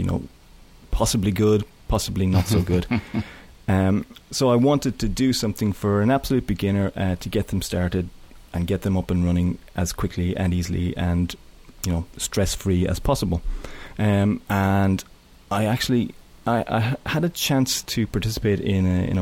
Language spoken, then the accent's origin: English; Ireland; I'm Irish